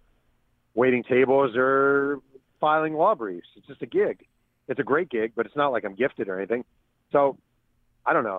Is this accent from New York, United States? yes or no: yes; Mahopac, New York, United States; When I was a kid growing up in Mayo Pack